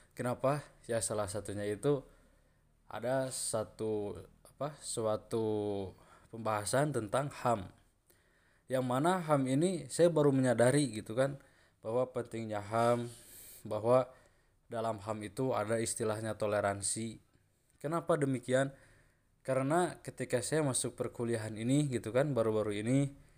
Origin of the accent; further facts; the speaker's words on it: Sunda, Indonesia; Seperti saya, golongan orang atau suku Sunda